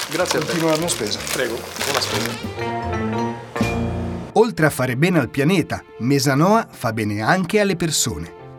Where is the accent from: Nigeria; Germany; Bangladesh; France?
France; Italian is a second language; now in Sardinia, Italy; io sono francese.